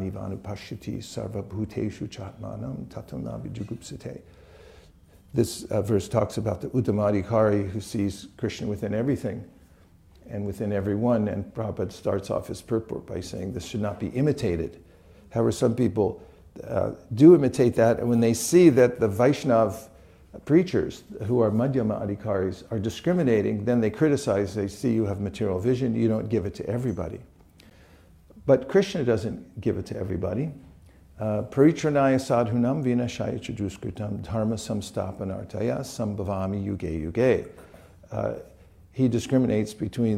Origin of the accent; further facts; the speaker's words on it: California, United States; I'm from California